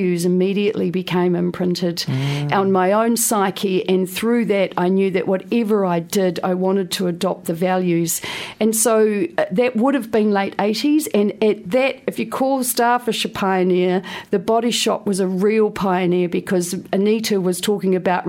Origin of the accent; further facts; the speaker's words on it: Wainuiomata, Wellington, New Zealand; moved away; also born or lived in London; I was a girl from Wainui Omata. I couldn't wait to get as far away from my beautiful hometown as possible.